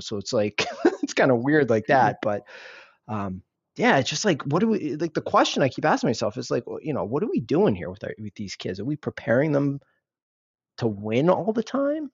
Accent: United States; I'm Indian. I was, I'm first generation, born and raised here, raised by immigrants

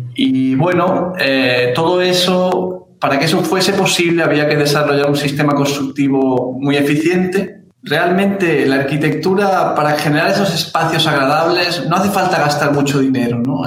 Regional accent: Granada, Andalusia, Spain; moved away as an adult; now in São Paulo, Brazil; soy español, de Granada

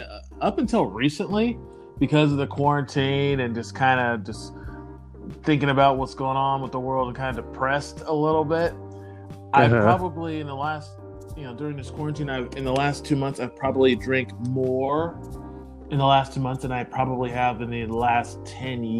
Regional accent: the Northwest, Pacific Northwest, United States; Growing up in the Northwest, I pretty much, you know, I grew up around nothing but white people

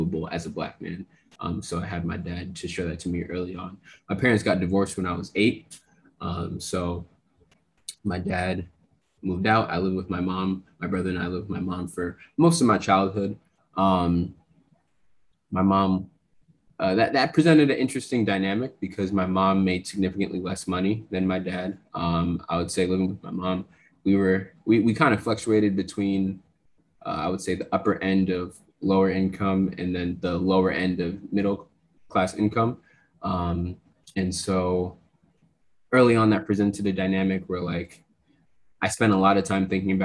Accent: New Jersey, United States; I grew up in Jersey.

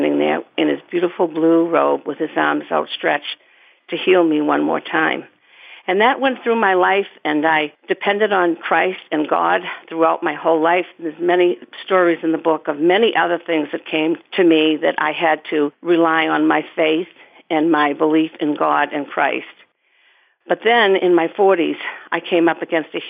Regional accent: South Shore of Massachusetts, United States; I grew up on the South Shore of Massachusetts, three houses up from the beach

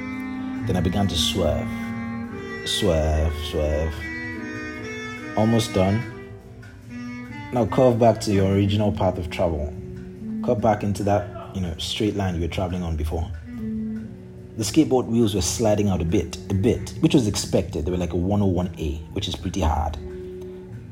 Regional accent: Nigeria; moved away; also born or lived in San Francisco / Berlin; growing up in Nigeria

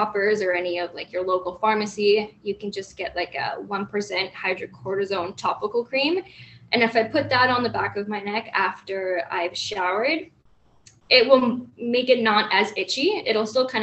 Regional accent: Toronto, Ontario, Canada; moved away as an adult; now in Hamilton, Canada; I live in Hamilton, Ontario, but I grew up in Toronto

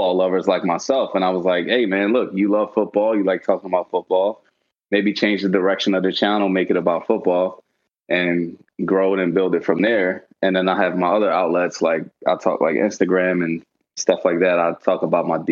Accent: Philadelphia, Pennsylvania, United States; I'm from the Philly area

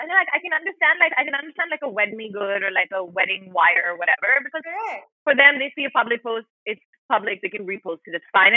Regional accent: India; who I am as an Indian. You know, as someone that's like quite proudly an Indian person.

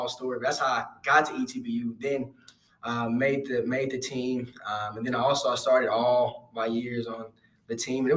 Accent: Houston, Texas, United States; I'm from Houston, Texas

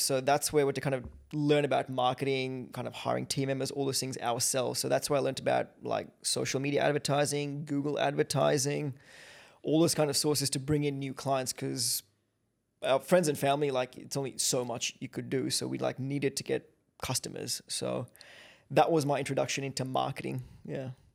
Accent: Kenya; now in Australia; I grew up in Kenya

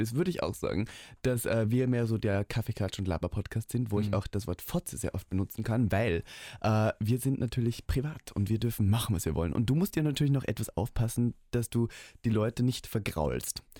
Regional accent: Austria; bei mir in Österreich

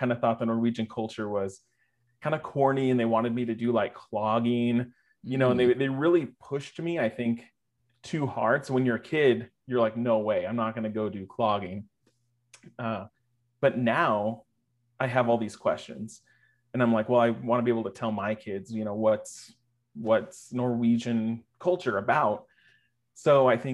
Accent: Poulsbo, Washington, United States; I was born in Paulsbo, Washington, which is kind of across the bay from Seattle

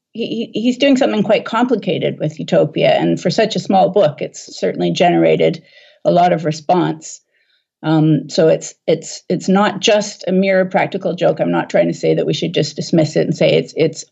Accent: Vancouver, British Columbia, Canada; I was born in Vancouver myself

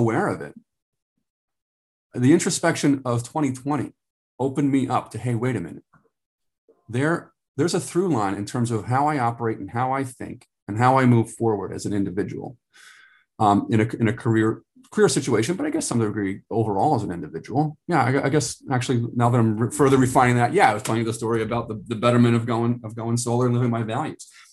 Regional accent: United States; I'm a American male

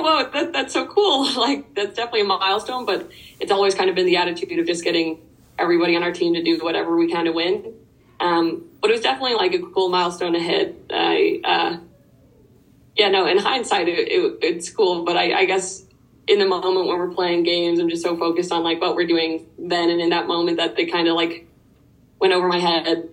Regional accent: Dublin, Leinster, Ireland; moved away as an adult; now in United States; I'm from Ireland. I grew up in Dublin, which is the capital. Um, I moved to the US when I was 18

